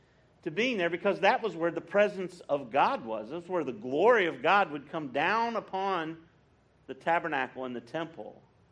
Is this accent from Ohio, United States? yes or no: no; West Virginia, United States; moved away; I grew up in West Virginia, and when I was a boy, before I got saved, I grew up in a Presbyterian church.